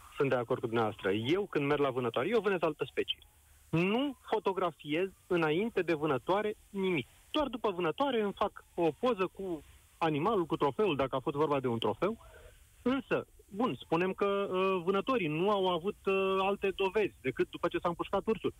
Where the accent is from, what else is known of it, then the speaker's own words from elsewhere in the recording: Buzău County, Romania; sunt dintr-o zonă afectată de această situație cu urși, adică sunt din Buzău